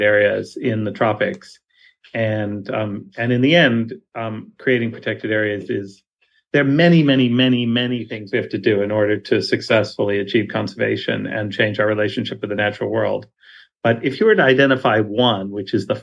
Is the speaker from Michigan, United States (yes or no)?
no; New York City, New York, United States; I grew up in New York City, not a place known for its wild nature